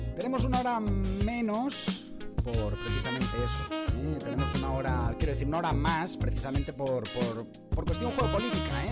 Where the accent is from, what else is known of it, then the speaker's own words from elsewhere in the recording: Denia, Valencian Community, Spain; now in United Kingdom; yo soy de Denia, de Alicante